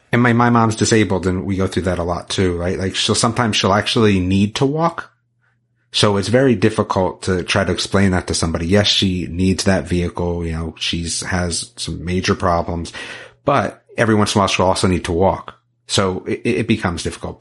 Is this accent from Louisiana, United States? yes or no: no; Northern New Jersey, United States; now in North Carolina, United States; I was from Northern Jersey, outside of the city